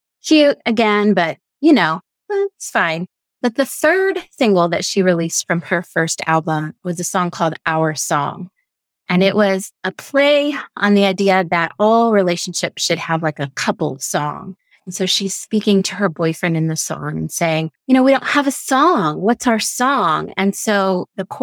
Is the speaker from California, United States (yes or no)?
no; Texas, United States; I grew up in Texas